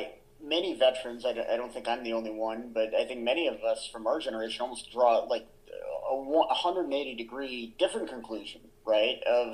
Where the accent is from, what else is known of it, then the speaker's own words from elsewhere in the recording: New England, United States; when you and I grew up in New England, right?